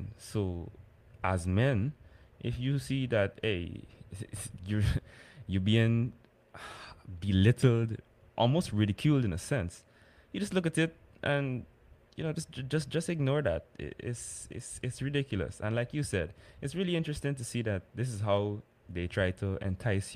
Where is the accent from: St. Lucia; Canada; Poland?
St. Lucia; I'm from St. Lucia.